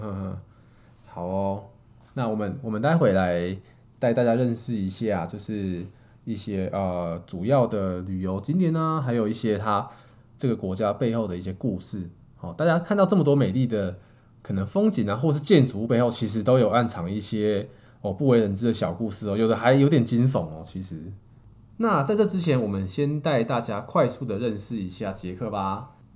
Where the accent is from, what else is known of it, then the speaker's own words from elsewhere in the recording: Taiwan; 我们台湾人